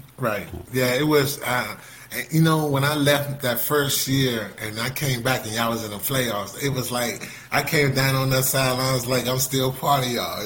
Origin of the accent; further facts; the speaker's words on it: Fort Washington, Maryland, United States; I was raised in Fort Washington, Maryland